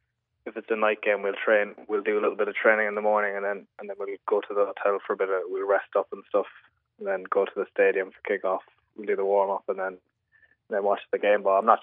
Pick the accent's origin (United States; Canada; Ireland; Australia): Ireland; There's obviously great ties with Liverpool and Ireland, so just to be part of the squad now as an Irish player is really good.